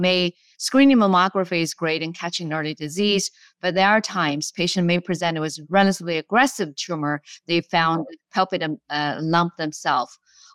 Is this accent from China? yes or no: yes; China; English is a second language; moved away as an adult; now in United States; Long path. I came from China many years ago. I graduated from medical school there and went to a graduate school in Beijing